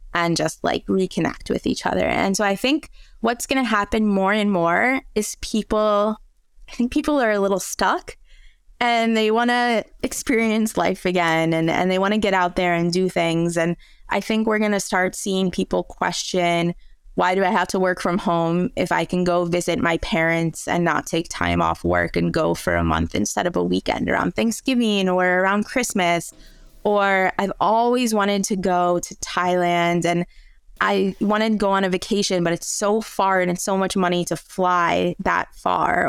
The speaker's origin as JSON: {"language": "English", "area": "outside of Detroit", "region": "Michigan", "country": "United States", "tie": "born or raised there", "also_born_or_lived": "Spain / France", "accent": "American", "moved": "as an adult", "lives_now": "Europe", "said": "growing up outside of Detroit"}